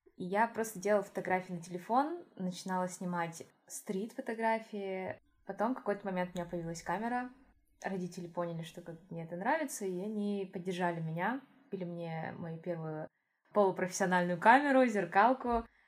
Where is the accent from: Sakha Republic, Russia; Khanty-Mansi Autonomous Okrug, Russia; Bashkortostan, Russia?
Sakha Republic, Russia; Yakutia; moved away as an adult; now in Moscow, Russia; Я из Якутии.